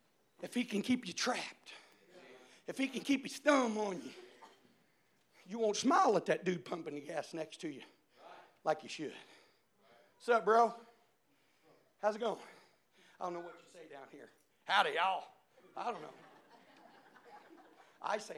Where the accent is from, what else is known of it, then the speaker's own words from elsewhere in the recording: Indiana, United States; I'm from Indiana